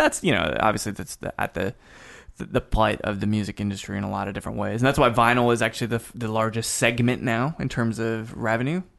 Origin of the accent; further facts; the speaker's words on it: Salt Lake City, Utah, United States; moved away; also born or lived in Texas; I spent some time growing up in Salt Lake City